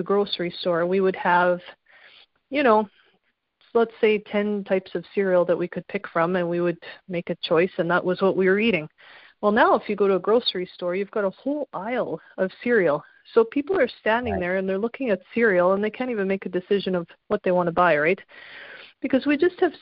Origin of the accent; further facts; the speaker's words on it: Canada; obviously I'm Canadian